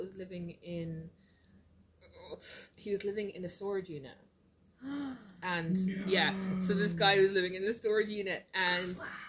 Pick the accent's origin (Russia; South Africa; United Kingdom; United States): United Kingdom; Somerset, South West England; I'm from Somerset and she's not.